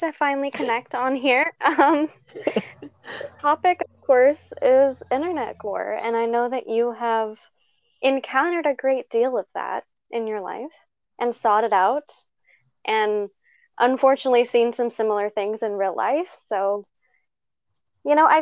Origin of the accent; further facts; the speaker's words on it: the South, United States; I'm from the South